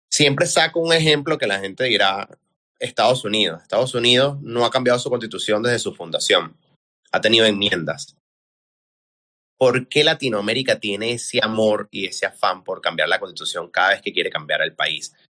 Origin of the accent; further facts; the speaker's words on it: Venezuela; sino como venezolano